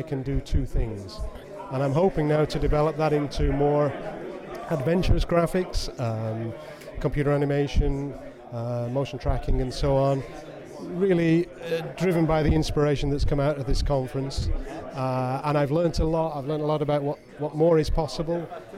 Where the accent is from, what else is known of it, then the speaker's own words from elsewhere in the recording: England, United Kingdom; I'm from England.